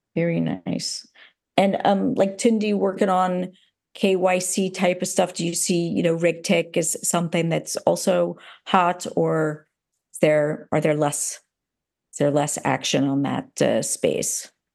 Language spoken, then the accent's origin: English; United States; now in Amsterdam, Netherlands; being an American here, living in, in Amsterdam